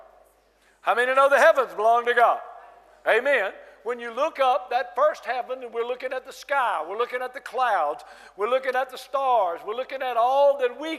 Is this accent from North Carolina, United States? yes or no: yes; North Carolina, United States; I'm from North Carolina, United States of America, North Carolina, from the South. Your pastor and I talk a lot alike. We say y'all